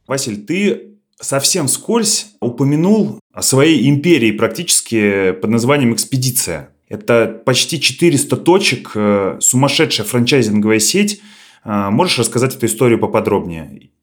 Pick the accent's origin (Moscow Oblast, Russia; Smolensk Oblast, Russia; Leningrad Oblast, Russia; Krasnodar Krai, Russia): Smolensk Oblast, Russia; наша область, Смоленская, собственно, откуда я родом